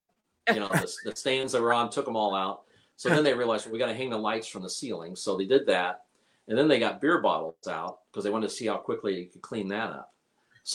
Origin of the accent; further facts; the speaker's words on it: Indianapolis, Indiana, United States; I was from Indy